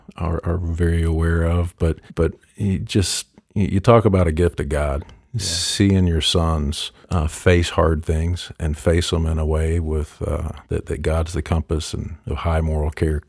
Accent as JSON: {"language": "English", "town": "Paintsville", "region": "Kentucky", "country": "United States", "tie": "born or raised there", "also_born_or_lived": "Louisville / Paducah / Lexington / Buffalo", "said": "I was born in Louisville, moved to Paducah, Kentucky, Lexington, Kentucky, Buffalo, New York, and then Paintsville, Kentucky, which is where my parents still live today. That's where I quote-unquote grew up."}